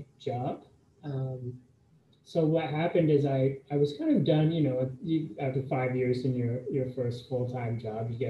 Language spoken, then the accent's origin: English; Canada; moved away as an adult; also born or lived in United States; I'm Canadian, but I went to school in the States